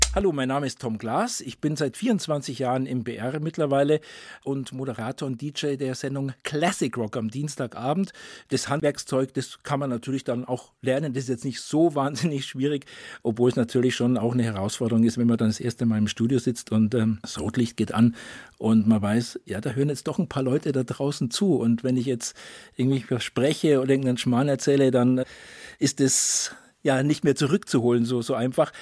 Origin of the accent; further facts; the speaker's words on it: Bavaria, Germany; Ich bin ja in Bayern ähm, geboren und aufgewachsen